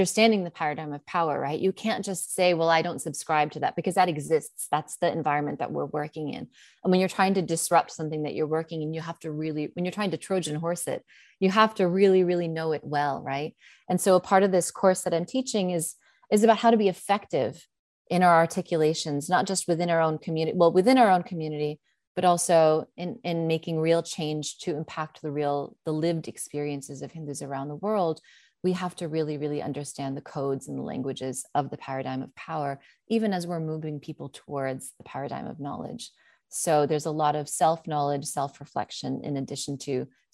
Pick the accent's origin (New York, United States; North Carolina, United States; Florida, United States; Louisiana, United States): New York, United States; accent: American English; English is a second language; This is not a practiced accent. I'm from New York